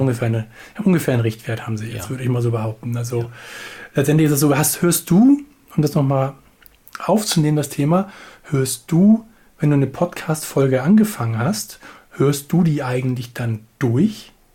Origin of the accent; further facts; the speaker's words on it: Hamburg, Germany; also born or lived in village south of the Elbe; ich bin Hamburger